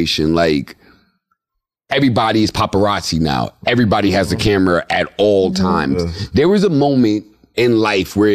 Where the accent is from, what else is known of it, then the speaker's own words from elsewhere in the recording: New York City, New York, United States; I'm from the Bronx. Like, I grew up around situations that I've seen horrible things.